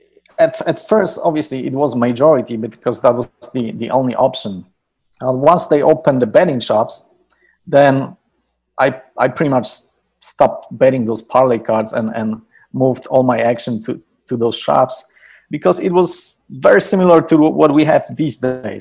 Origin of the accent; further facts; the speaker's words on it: Poland; moved away as an adult; I was born and raised in Poland